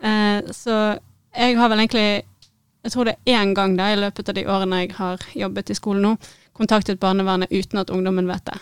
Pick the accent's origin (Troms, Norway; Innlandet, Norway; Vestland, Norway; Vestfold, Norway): Vestland, Norway; Bergen; moved away as an adult; also born or lived in Syria / Middle East; jeg er født og oppvokst i Bergen